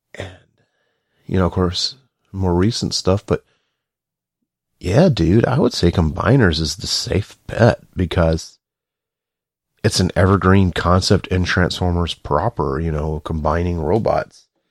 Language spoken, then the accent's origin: English; the South, United States; I'm from the South